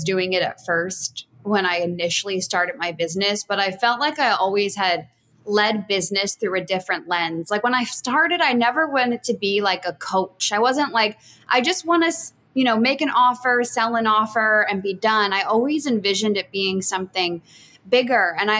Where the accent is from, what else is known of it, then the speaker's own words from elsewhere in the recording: Baltimore, Maryland, United States; moved away as an adult; also born or lived in New York City; now in Mexico; I grew up in Baltimore, Maryland, but I lived in New York after college and worked there for like 3-4 years.